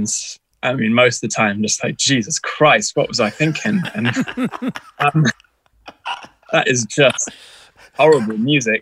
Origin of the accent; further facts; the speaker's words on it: Texas, United States; I grew up in Texas in America